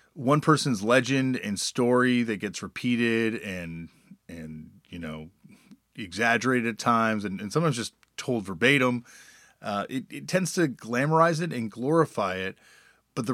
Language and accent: English; Toronto, Ontario, Canada; growing up in Toronto